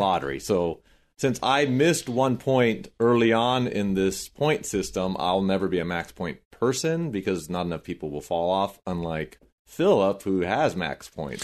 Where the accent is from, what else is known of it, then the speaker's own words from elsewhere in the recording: Corona, California, United States; I grew up in Corona